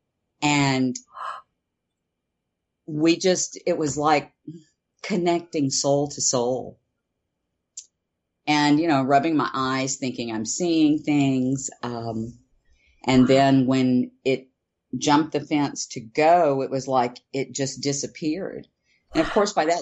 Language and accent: English; Houston, Texas, United States; I grew up in Texas, in Houston, actually.